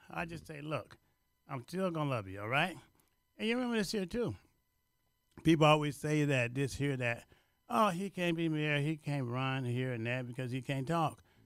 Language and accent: English; Louisiana, United States; now in Chicago, United States; I'm from Louisiana and from the seventh grade education